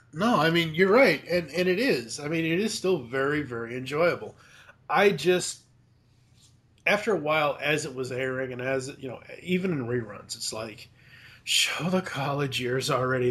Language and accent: English; Massachusetts, United States; I was growing up in Massachusetts